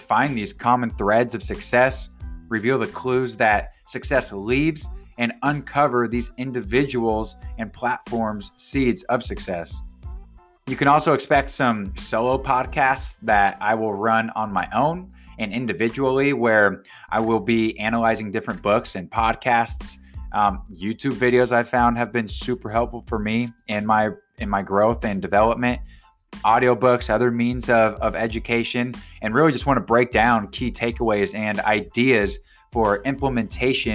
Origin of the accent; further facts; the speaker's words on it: Gig Harbor, Washington, United States; my hometown of Gig Harbor, Washington